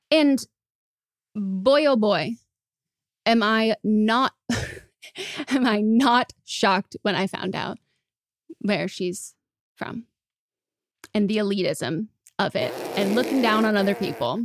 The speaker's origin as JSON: {"language": "English", "country": "United States", "said": "as an American"}